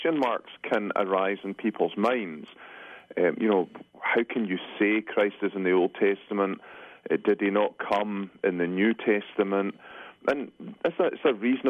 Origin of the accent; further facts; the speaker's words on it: Scotland, United Kingdom; moved away as an adult; now in Grand Rapids, United States; I come from Scotland